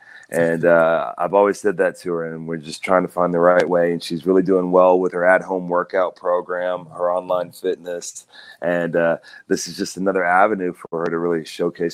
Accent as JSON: {"language": "English", "region": "Oklahoma", "country": "United States", "said": "I'm a kid from Oklahoma"}